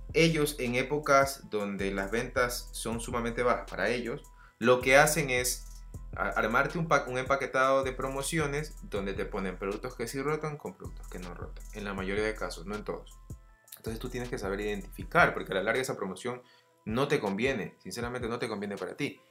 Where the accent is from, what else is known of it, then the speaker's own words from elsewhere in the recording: Guayaquil, Guayas, Ecuador; yo soy de Ecuador, ciudad de Guayaquil